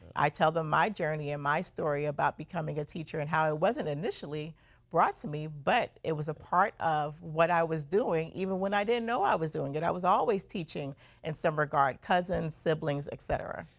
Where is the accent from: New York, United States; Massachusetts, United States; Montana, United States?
New York, United States; New York City; also born or lived in Brooklyn, New York; I was born in Brooklyn and raised in Queens, New York